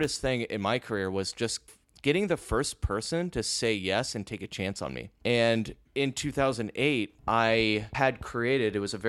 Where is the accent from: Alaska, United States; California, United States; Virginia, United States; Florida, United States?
California, United States; Lake Forest; moved away as an adult; also born or lived in Mission Viejo; So I am from Orange County, California, originally from Lake Forest and Mission Viejo area. And I lived in Orange County my entire life up until I was 28 years old.